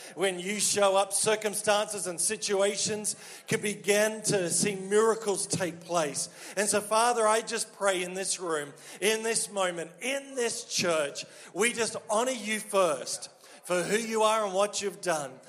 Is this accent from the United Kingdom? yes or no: no; Australia; accent: Australian; moved away as an adult; now in Quebec, Canada